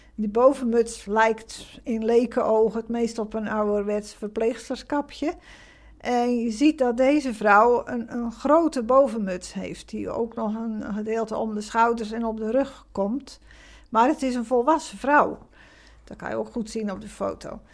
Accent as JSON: {"language": "Dutch", "town": "Krimpen aan den IJssel", "region": "South Holland", "country": "Netherlands", "tie": "born or raised there", "moved": "as an adult", "lives_now": "Middelburg, Netherlands", "said": "ik ben zelf niet geboren in Zeeland, maar in uh, Krimp bij Rotterdam in de buurt. Ik ben op mijn 25ste in Middelburg komen wonen voor mijn werk."}